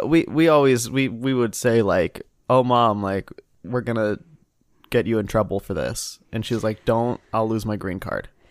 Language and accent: English; Ohio, United States; moved away; also born or lived in Indiana; I'm from Ohio